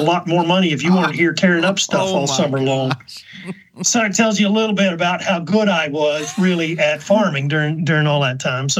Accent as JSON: {"language": "English", "town": "Howe", "region": "Texas", "country": "United States", "tie": "born or raised there", "accent": "Texas", "moved": "as an adult", "lives_now": "Indiana, United States", "said": "I grew up in Texas, north of Dallas, about 60 miles, a little town called Howe, Texas, on a farm"}